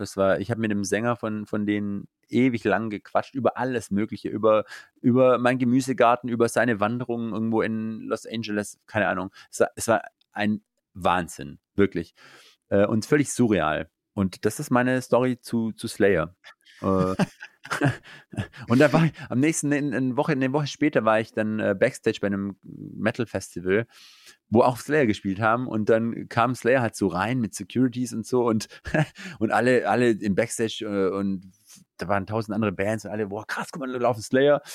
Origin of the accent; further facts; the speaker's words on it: Eislingen, Baden-Württemberg, Germany; Ich genieße es hier in meiner Heimat, da habe ich meine Freunde, meine Familie und äh, meine Wurzeln